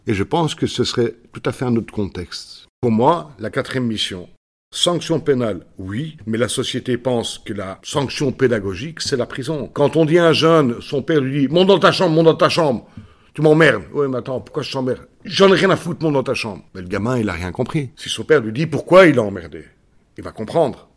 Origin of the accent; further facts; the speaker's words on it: Belgium; chez nous en Belgique